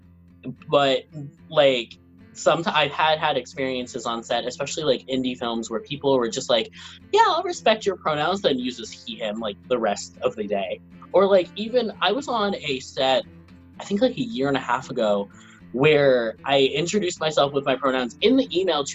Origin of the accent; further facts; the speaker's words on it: New York City, New York, United States; also born or lived in Venezuela / Brooklyn / Manhattan; I moved to Middle Village, Queens when I was around three, I think, two or three. And then I just bounced around with Queens, Brooklyn